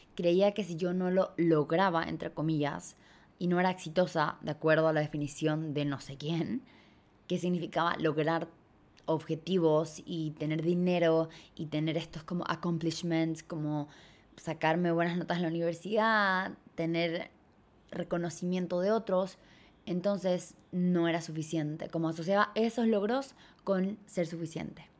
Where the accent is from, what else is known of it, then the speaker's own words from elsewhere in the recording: Chile; moved away as an adult; also born or lived in Bali; cuando me fui de Chile